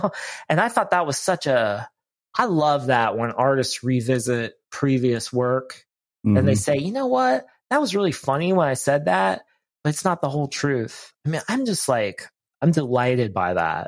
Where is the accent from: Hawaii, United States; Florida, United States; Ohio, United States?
Ohio, United States; moved away; I grew up in Ohio, so I'm far from home